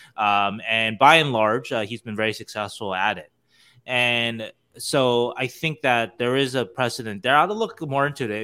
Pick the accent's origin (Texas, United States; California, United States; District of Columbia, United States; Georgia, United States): California, United States; Temple City; also born or lived in Arcadia, California; I'm from Temple City, which is the city right next to, I went to Arcadia High School